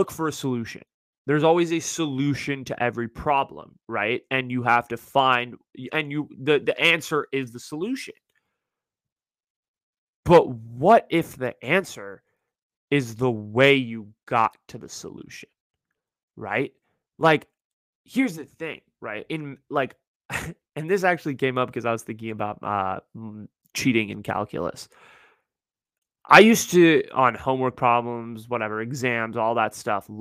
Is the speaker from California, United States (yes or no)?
yes; Northern California, United States; I'm from Northern California